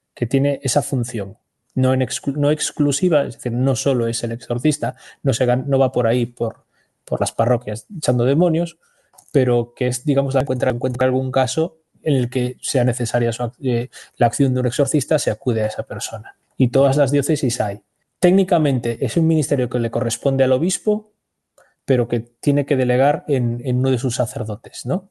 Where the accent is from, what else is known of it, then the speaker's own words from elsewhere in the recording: Spain; soy español desde el día siguiente